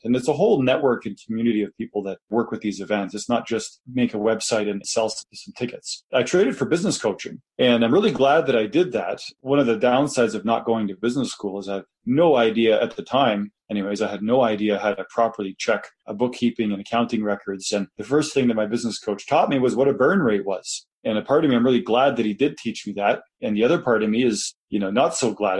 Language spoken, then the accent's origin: English; Kitchener, Ontario, Canada; moved away as an adult; now in Calgary, Canada; I was from Kitchener